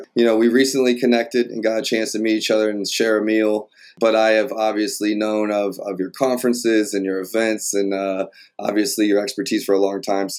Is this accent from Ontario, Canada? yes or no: no; Montreal, Quebec, Canada; born there; I was born in Montreal, Quebec. My parents were there learning French